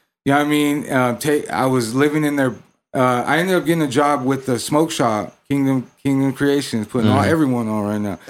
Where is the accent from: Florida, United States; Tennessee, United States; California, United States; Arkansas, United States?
California, United States; Tulare; moved away as an adult; also born or lived in Visalia, California / Los Angeles, California; my hometown, from Tulare, California